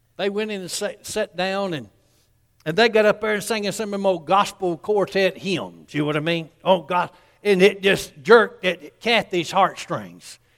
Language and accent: English; Columbus, Georgia, United States; I grew up in Columbus, Georgia, which is right by Fort Bend